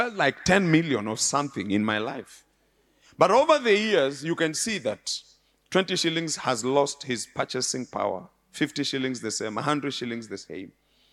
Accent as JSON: {"language": "English", "region": "Nairobi", "country": "Kenya", "tie": "born or raised there", "said": "I was born and bred in Nairobi in an area called Muthurwa."}